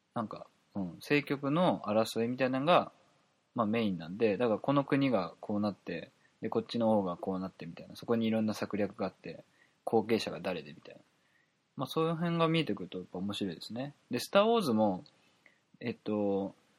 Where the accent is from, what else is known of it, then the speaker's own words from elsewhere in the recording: Kansai, Japan; accent: Kansai dialect; 関西弁が出て